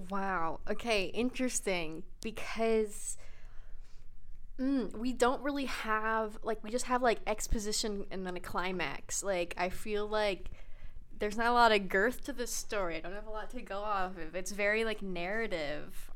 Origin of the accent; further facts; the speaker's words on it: United States; I'm an American